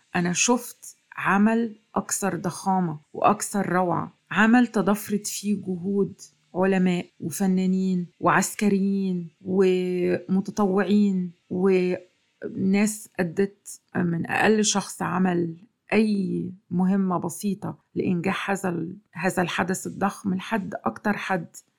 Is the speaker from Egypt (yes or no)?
yes; Egypt; مننا كمصريين